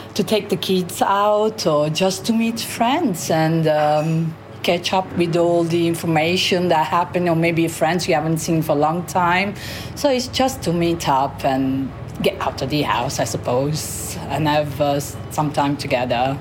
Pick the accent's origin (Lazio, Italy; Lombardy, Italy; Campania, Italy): Campania, Italy; Sorrento; English is a second language; moved away as an adult; now in London, United Kingdom; I am from Sorrento, south of Italy